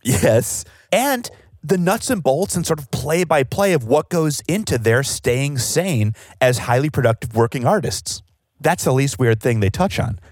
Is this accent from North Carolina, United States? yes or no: no; Chicago, Illinois, United States; growing up in Chicago